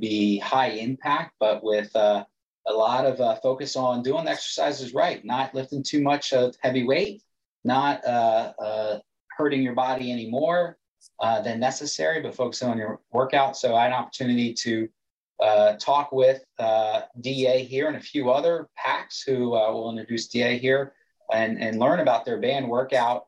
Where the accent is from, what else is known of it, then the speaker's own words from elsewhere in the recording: Delaware, United States; I got my name because I'm from Delaware